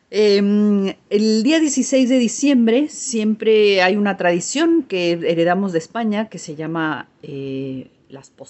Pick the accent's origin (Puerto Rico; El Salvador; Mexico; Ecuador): Mexico; now in Argentina; ahí de donde yo soy, de México, pues es invierno